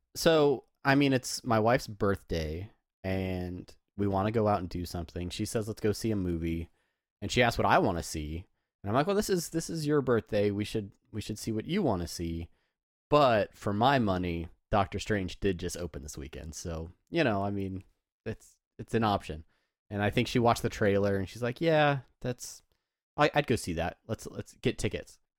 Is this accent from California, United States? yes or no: yes; San Diego, California, United States; I grew up in San Diego, home of the Padres